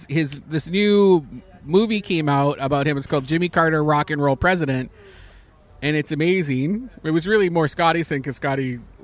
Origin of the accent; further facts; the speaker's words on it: Canada; I'm Canadian.